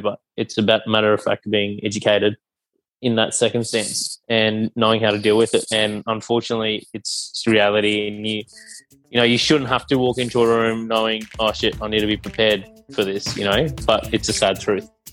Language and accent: English; Cairns, Queensland, Australia; also born or lived in Brisbane; I grew up in Cairns, so there wasn't many Sri Lankan families up there